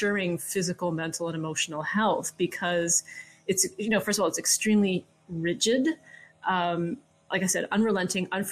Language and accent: English; Canada; I'm from Canada